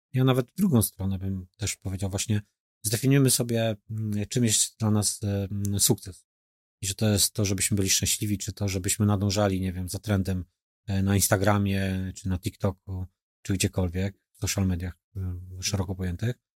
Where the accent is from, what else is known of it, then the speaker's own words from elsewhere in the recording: Poznań, Greater Poland, Poland; my w Wielkopolsce też myślę, że taką e, przedsiębiorczość tutaj i gospodarność bym to nazwał, że mamy tą gospodarność e, jako, jako poznaniacy budowaną